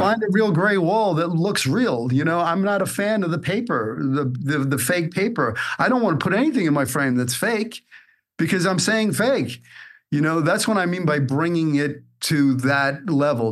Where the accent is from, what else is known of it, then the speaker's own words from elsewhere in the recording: New York City, New York, United States; moved away as an adult; also born or lived in Hollywood; I'm from Brooklyn.